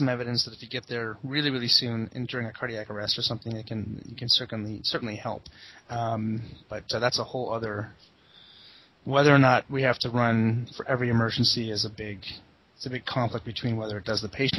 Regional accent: Kitchener, Ontario, Canada; I grew up in Kitchener-Waterloo

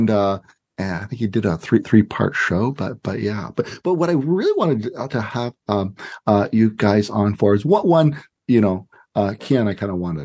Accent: Montreal, Quebec, Canada; moved away; I grew up in Montreal myself. Spent my boyhood there

